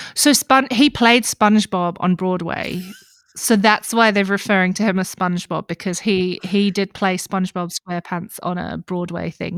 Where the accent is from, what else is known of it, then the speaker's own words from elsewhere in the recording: Australia; growing up in Australia